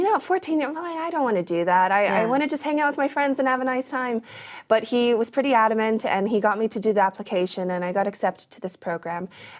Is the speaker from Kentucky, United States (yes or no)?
yes; Kentucky, United States; born there; I was born in like the most random place ever. I was born in Kentucky.